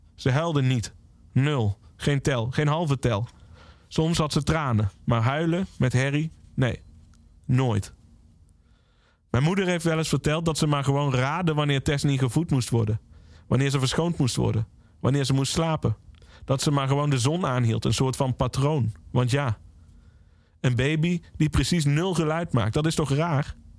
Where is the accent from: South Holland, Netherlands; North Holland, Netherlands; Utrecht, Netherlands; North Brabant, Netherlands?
North Brabant, Netherlands; Valkenswaard; Ik ben opgegroeid in Valkenswaard